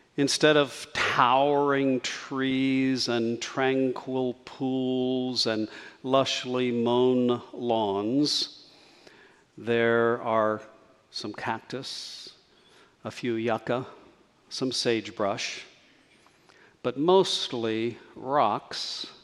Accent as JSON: {"language": "English", "town": "Socorro", "region": "New Mexico", "country": "United States", "tie": "born or raised there", "moved": "yes", "said": "to my hometown of Socorro"}